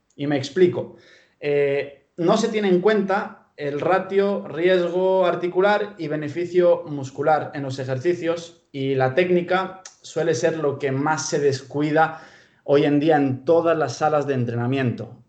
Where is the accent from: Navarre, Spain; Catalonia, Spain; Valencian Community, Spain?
Navarre, Spain; Pamplona; accent: purely Spanish; moved away as an adult; also born or lived in Bulgaria; now in Galicia, Spain; vine aquí a los 12 años, allá por el año 2005, y eh, vine a Pamplona, que es de donde, vengo.